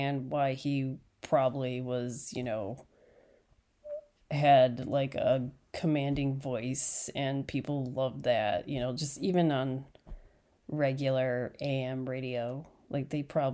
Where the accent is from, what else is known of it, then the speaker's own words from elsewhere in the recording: Chicago, Illinois, United States; I grew up in Chicago